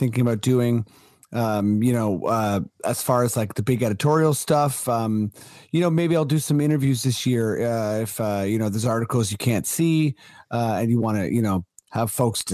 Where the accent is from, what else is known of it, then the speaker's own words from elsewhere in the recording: Toronto, Ontario, Canada; I was born in Toronto